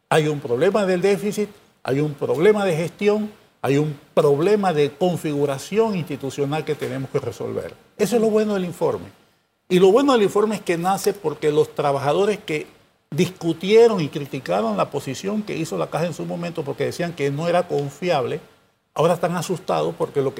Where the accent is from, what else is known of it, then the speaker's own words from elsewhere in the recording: Panama; Somos nosotros, los panameños, que estamos atrincherados en posiciones